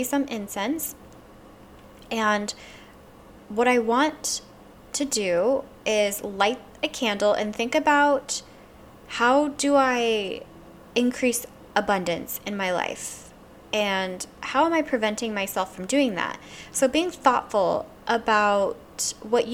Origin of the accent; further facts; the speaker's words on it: Louisiana, United States; I'm from Louisiana, and we use something called Van Van oil